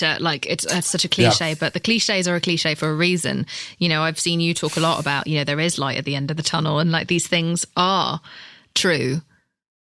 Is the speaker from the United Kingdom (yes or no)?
yes; United Kingdom; I'm British.